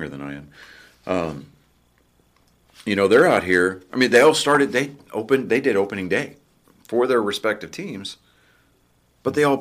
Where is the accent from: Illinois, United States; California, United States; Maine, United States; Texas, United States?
Texas, United States; Wichita Falls; they're from my hometown